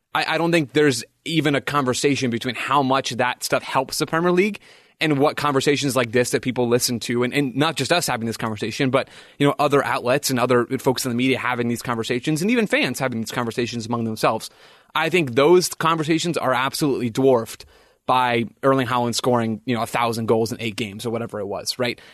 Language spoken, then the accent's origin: English; United States